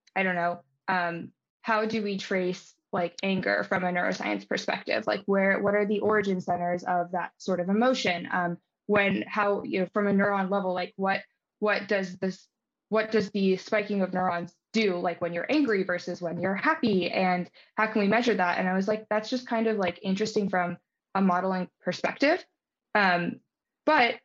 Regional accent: Baltimore, Maryland, United States; moved away as an adult; also born or lived in California; I'm from Baltimore, Maryland. I was, you know, very happy with growing up in that environment.

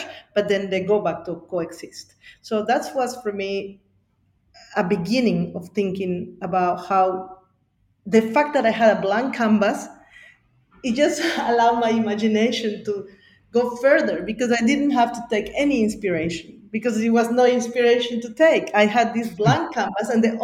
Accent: Bolivia; now in Sydney, Australia; growing up in Bolivia and being Quechuas and Aymaras from Bolivia

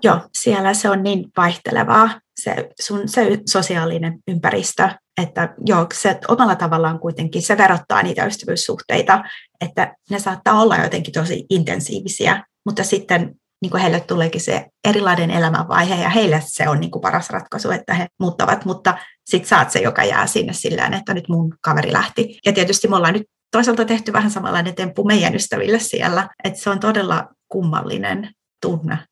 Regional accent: Tampere, Pirkanmaa, Finland; first language Finnish; moved away as an adult; also born or lived in London, United Kingdom; now in Vantaa, Finland; Mähän olen siis Tampereelta kotoisin

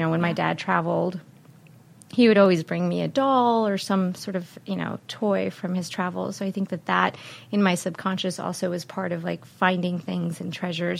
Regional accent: United States; moved away as an adult; also born or lived in Colombia; now in Baltimore, United States; But I grew up outside of D.C. and then went to school there, traveled a little bit and lived in Columbia, and then came back and landed in Baltimore.

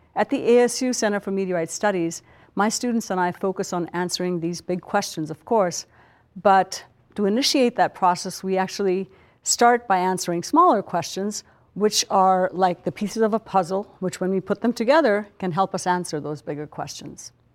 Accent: India; moved away; a little girl growing up in India

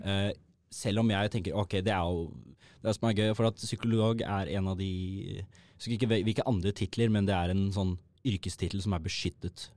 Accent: Oslo, Norway; Født og oppvokst på Oslo vest

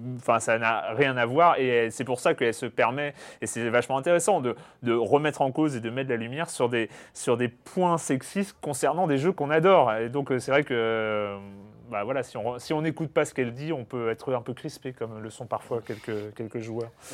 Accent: France; en tant que Français.

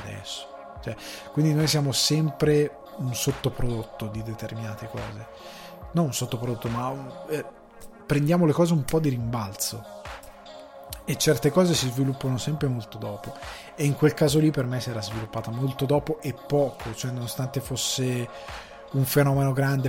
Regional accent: countryside around Crema, Lombardy, Italy; io vivevo in, ehm, in un paesino della campagna cremasca

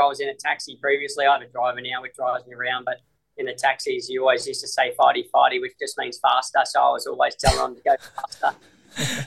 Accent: Australia; moved away as an adult; now in Hong Kong; Australia's home. Australia's always going to be home

